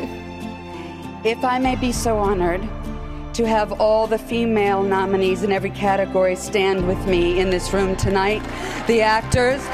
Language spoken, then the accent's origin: English; Chicago, Illinois, United States; I'm from Chicago